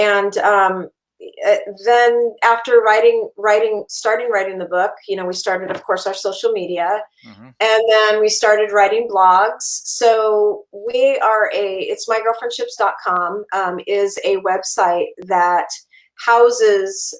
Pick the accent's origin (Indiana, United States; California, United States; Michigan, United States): California, United States; now in Minnesota, United States; I'm originally from California